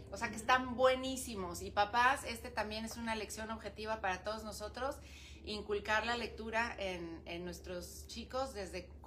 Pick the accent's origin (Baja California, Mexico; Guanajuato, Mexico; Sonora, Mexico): Baja California, Mexico; Ensenada; Yo pues nací aquí en Ensenada